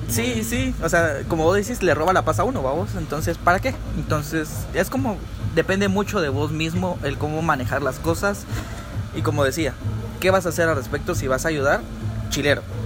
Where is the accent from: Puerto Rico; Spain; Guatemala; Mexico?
Guatemala; como chapines